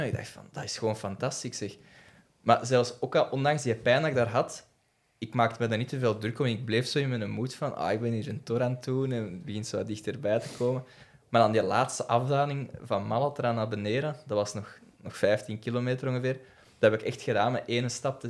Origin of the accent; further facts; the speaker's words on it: the Kempen, Flanders, Belgium; ik, ben ook zo'n beetje van de campen